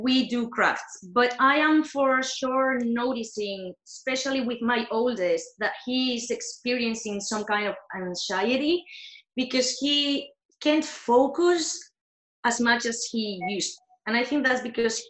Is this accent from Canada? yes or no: no; Spain; now in Austin, United States; I'm from Spain. I live in Austin